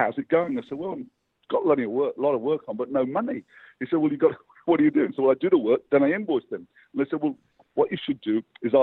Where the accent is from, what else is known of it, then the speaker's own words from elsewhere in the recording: England, United Kingdom; now in Australia; I grew up in England, where it's bloody dark